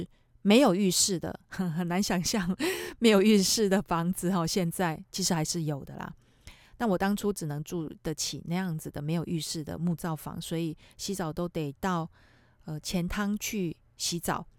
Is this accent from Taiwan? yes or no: yes; Taiwan; moved away as an adult; now in Tokyo, Japan; 因为我们台湾人嘛，